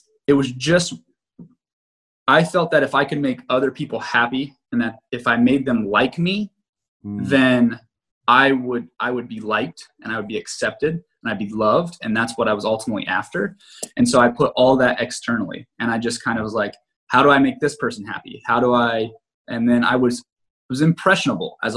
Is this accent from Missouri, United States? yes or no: no; Greenville, Ohio, United States; I grew up in a place called Greenville, Ohio.